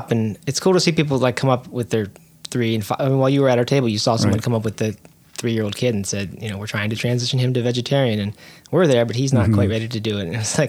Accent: Maryland, United States; I grew up in Maryland, north of Baltimore.

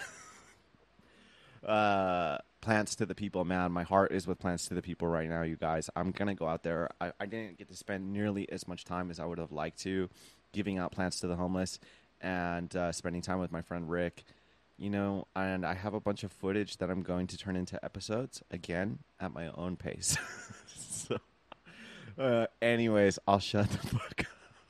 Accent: Long Beach, California, United States; I was born in Long Beach. I'm still in Long Beach.

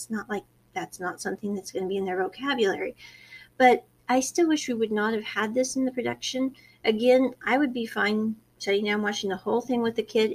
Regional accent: United States; I was born in America

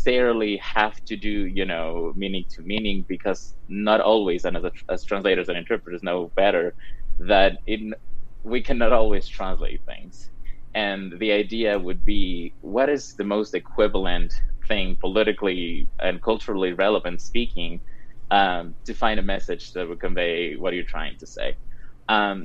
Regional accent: Cuenca, Azuay, Ecuador; also born or lived in Wyoming; now in Colorado, United States; I'm from Cuenca, Ecuador

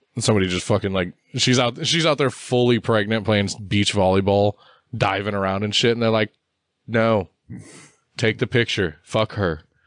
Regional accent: United States; I'm American

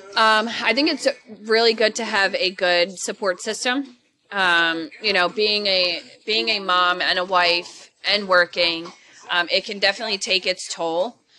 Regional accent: Philadelphia, Pennsylvania, United States; I am originally from Philly

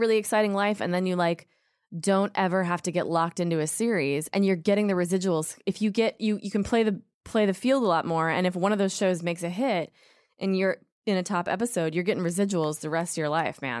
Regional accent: Minnesota, United States; Because that is a thing where I'm from, which is Minnesota.

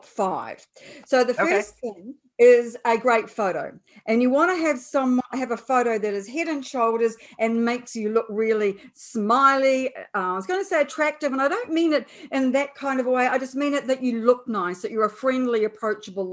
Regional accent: New Zealand; I'm a New Zealander, apart from my accent, of course

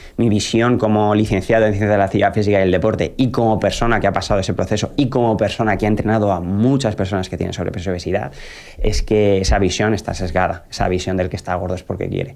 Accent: Albacete, Castilla-La Mancha, Spain; en mi ciudad natal, en Albacete

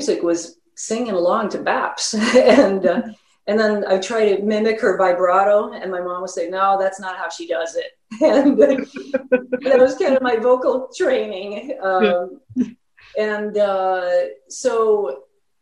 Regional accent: Stockholm, Stockholm County, Sweden; also born or lived in Los Angeles, United States; now in Chicago, United States; So I was born in Los Angeles, but my mom married a Swede. And so I grew up in Stockholm.

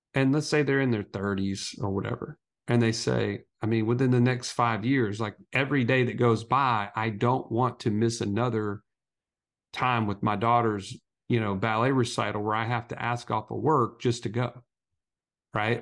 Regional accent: Alabama, United States; we're two country boys from Alabama

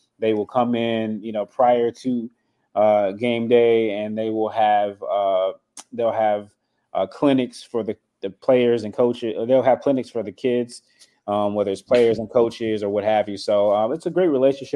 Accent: North Carolina, United States; I'm from North Carolina. I'm a North Carolina guy.

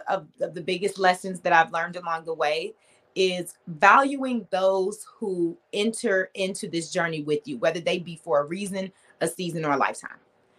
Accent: Detroit, Michigan, United States; Yes, I did. Born and raised.

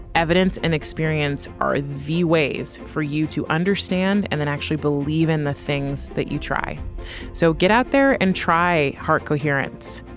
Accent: California, United States; now in New York, United States; I'm from California. I live in New York

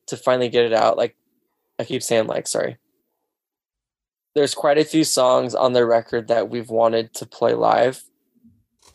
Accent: Pacific Northwest, United States; I'm from the Northwest

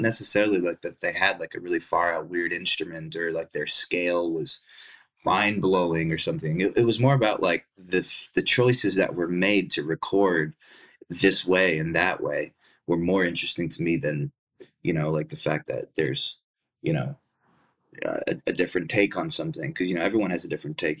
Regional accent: Dallas, Texas, United States; also born or lived in Plano, Texas; where I grew up was in in Dallas, Texas.

